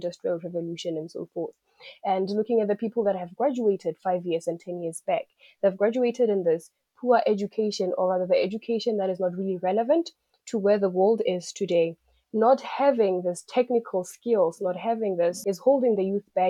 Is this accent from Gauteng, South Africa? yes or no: no; Limpopo, South Africa; I'm from South Africa, the province of Limpopo, and little village in Limpopo called Linyenye